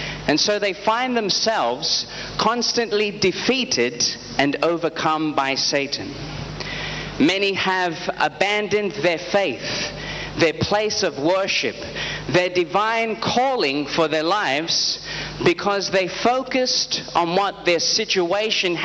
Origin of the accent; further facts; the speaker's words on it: Australia; I am an evangelist under Prophet T.B. Joshua, and I am from Australia